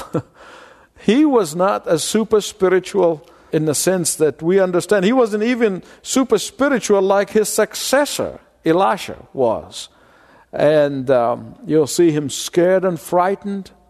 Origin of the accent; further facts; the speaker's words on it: Egypt; moved away; I grew up in Egypt